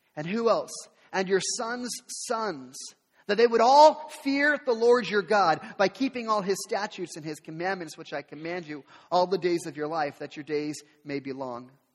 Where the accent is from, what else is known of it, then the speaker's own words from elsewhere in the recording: the Northwest, Pacific Northwest, United States; I'm from the Northwest, so I, I'm a Seattle sports fan